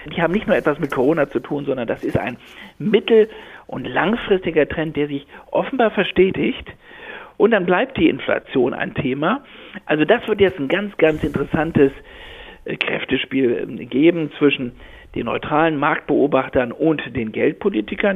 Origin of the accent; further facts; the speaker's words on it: Berlin, Germany; bin ja gebürtiger Berliner